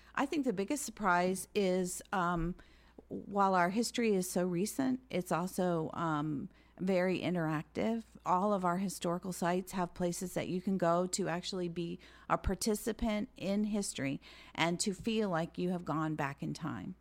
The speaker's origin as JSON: {"language": "English", "town": "St. Petersburg", "region": "Florida", "country": "United States", "tie": "born or raised there", "said": "I grew up in Saint Petersburg"}